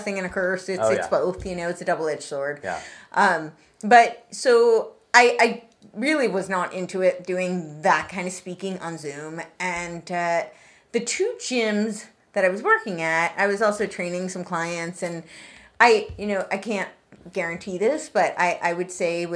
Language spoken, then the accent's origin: English; New York, United States; moved away; I grew up right outside New York City